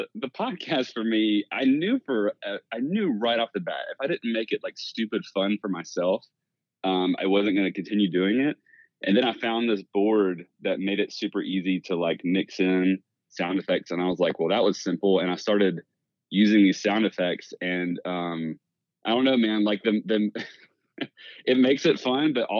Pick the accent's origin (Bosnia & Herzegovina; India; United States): United States; Southeast Georgia; I'm from Southeast Georgia